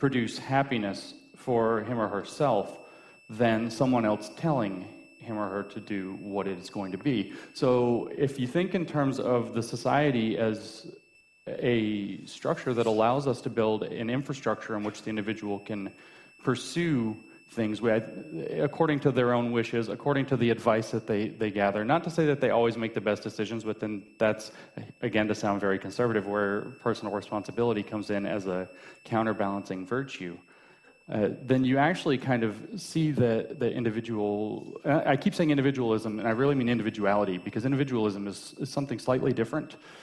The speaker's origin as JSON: {"language": "English", "country": "United States", "said": "I'm an American and I could just say I'm an American"}